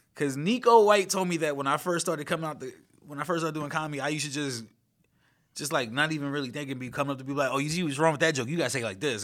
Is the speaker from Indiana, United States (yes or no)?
no; New York City, New York, United States; I grew up in Flatbush